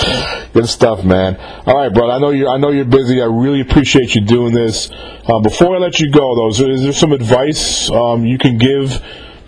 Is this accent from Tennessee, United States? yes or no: no; Mahopac, New York, United States; I'm from Mayapack, New York, which is about 50 miles north of New York City. It's south of Poughkeepsie, New York.